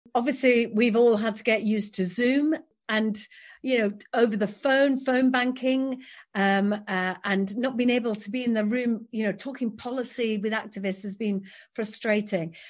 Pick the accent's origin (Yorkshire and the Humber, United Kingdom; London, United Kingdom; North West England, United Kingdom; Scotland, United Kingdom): Yorkshire and the Humber, United Kingdom; I'm from West Yorkshire, born and raised here, I'm, I'm a proud Yorkshire woman